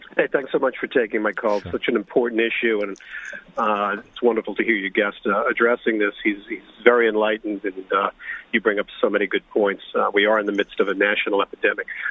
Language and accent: English; New York City, New York, United States; now in Long Island, United States; I'm actually from New York City.